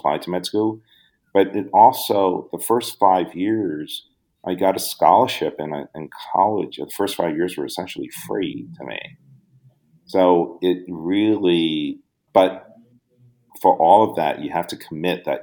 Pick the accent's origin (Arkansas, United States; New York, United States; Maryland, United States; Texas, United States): New York, United States; New York City; also born or lived in Hong Kong; I honestly had a very typical first generation immigrant Brooklyn kid childhood.